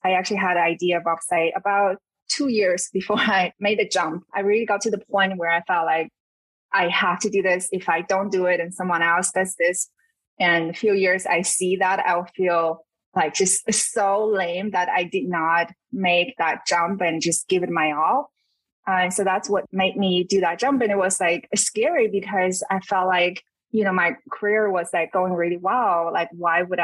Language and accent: English; China; moved away as an adult; also born or lived in South Bay Area, United States; now in United States; I grew up in China, and I came to the US for grad school.